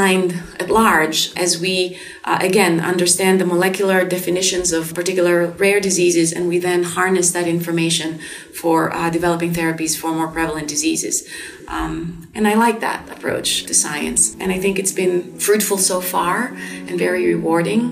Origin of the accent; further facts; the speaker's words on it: Greece; moved away as an adult; now in United States; I grew up primarily in Greece.